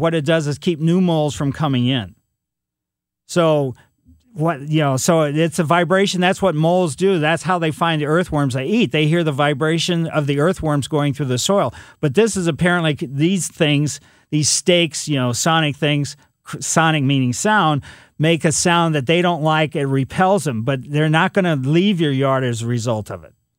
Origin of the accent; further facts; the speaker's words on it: Ellisville, Missouri, United States; I grew up in Ellisville, but Eureka was is very close